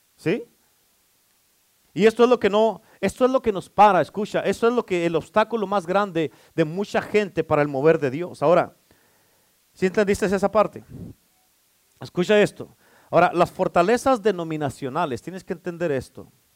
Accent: Mexico; ya no somos hispanos, ya no somos mexicanos, somos cristianos

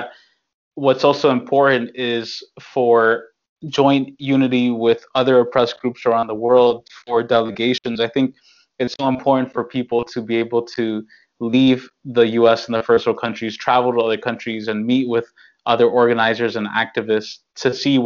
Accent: New York, United States; I'm born and raised in New York

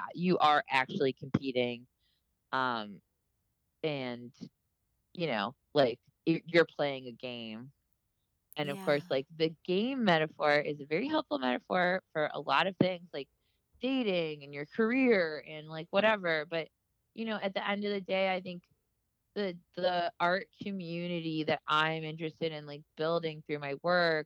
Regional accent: Miami, Florida, United States; I love Miami and I love my hometown a lot

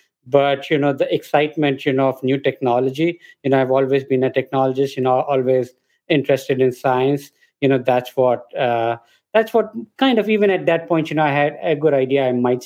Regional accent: India; moved away as an adult; now in Boston, United States; I grew up in India. You know, I lived there for a good 20 years

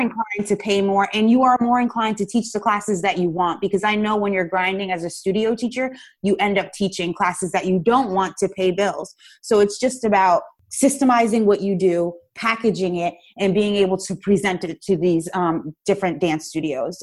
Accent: Paterson, New Jersey, United States; I grew up in Paterson, New Jersey, which is in the United States

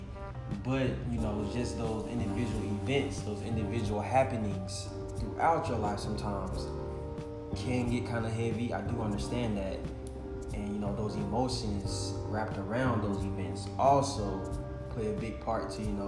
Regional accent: Decatur, Georgia, United States; I am from Decatur, Georgia

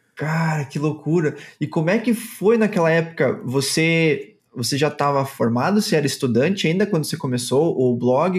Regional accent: Chapecó, Santa Catarina, Brazil; em Chapecó, na minha cidade

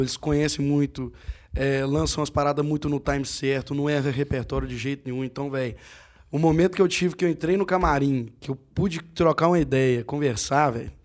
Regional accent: Conceição do Mato Dentro, Minas Gerais, Brazil; eu sou de Conceição do Mato ah, Dentro

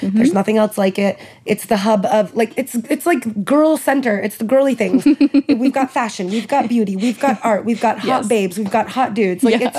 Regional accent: outside of Boston, Massachusetts, United States; moved away as an adult; now in Paris, France; I'm from Massachusetts on the East Coast

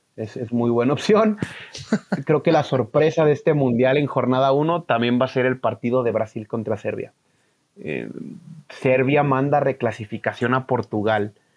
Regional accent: Guadalajara, Jalisco, Mexico; es de aquí de donde yo soy, de Guadalajara

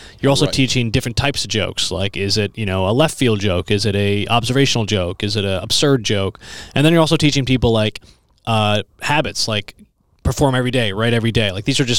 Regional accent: Naperville, Illinois, United States; now in Chicago, United States; I grew up in Naperville.

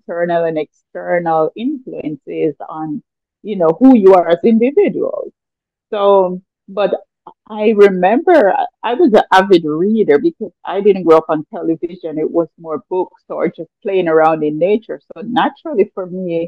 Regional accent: Jamaica; I grew up in the mountains. I was always surrounded by, nature. My parents were farmers, so we lived a very simple life, but it was a more natural. And I mean, historically, as a Jamaican artist

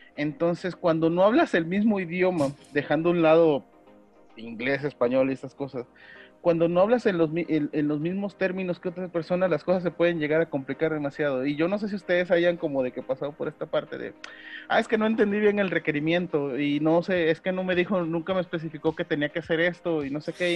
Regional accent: Veracruz, Mexico; soy de Veracruz

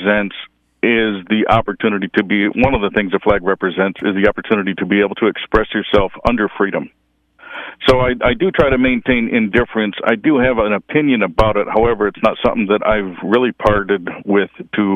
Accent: Flint, Michigan, United States; I grew up in the Flint area.

